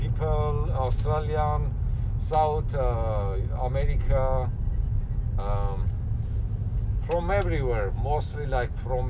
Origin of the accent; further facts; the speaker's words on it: Armenia; English is a second language; moved away; Originally, I born in Armenia.